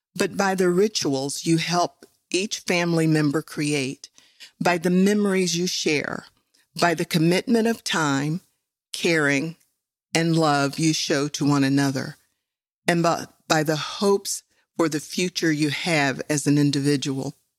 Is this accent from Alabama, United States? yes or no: no; West Virginia, United States; I grew up in West Virginia